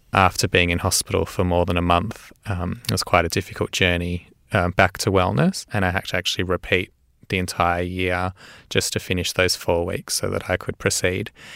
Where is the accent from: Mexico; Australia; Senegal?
Australia; Melbourne, Victoria; I was born and raised in Melbourne. Um, I grew up in a Jewish area, I'm Jewish background, uh, called Caulfield